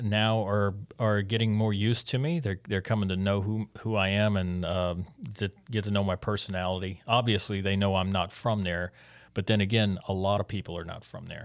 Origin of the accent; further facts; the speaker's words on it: Biloxi, Mississippi, United States; moved away; growing up in Biloxi